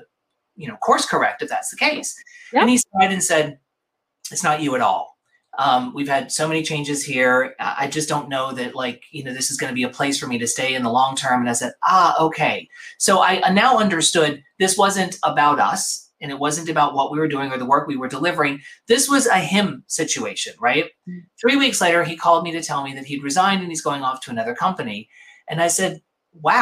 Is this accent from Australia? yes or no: no; Mississippi, United States; also born or lived in New York; now in Los Angeles, United States; growing up in Mississippi